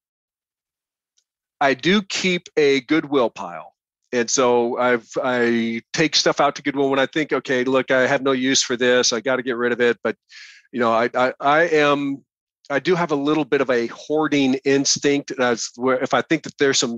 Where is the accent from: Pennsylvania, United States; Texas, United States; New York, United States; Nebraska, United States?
Nebraska, United States; rural; That's where I grew up. I grew up in Nebraska, and out in rural Nebraska